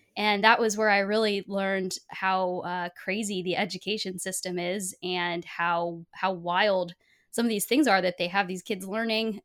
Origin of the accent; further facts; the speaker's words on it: Portland, Oregon, United States; I was born in Portland, Oregon